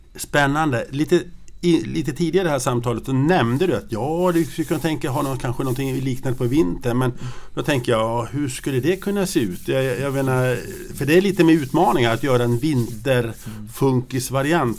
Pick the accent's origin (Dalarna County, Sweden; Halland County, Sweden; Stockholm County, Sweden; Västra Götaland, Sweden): Dalarna County, Sweden; Grycksbo; jag är ju uppvuxen i Grycksbo